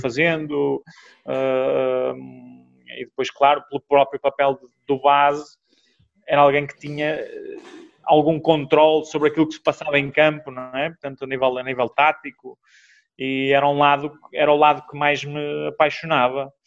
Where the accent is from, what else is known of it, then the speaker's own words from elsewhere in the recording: Braga, Norte, Portugal; eu sou natural de Braga